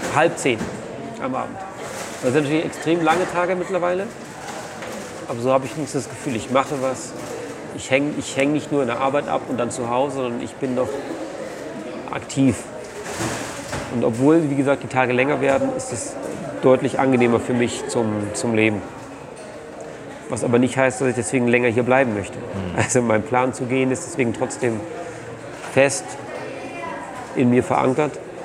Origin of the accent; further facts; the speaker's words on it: Germany; als Deutscher